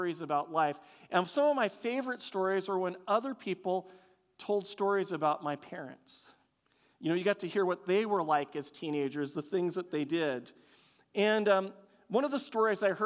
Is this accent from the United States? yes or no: yes; Longview, Washington, United States; I grew up in Longview, Washington